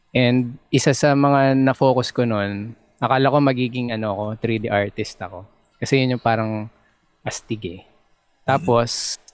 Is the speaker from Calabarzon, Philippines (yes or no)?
yes; Imus, Calabarzon, Philippines; Ako ay taga Imus Cavite